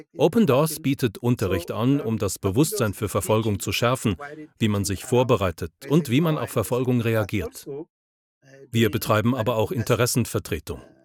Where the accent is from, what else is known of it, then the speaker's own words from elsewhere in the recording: Niger; Ich komme selbst aus der Republik Niger